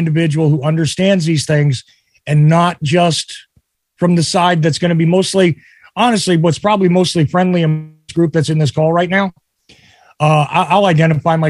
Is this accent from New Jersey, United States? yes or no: yes; New Jersey, United States; I grew up in New Jersey.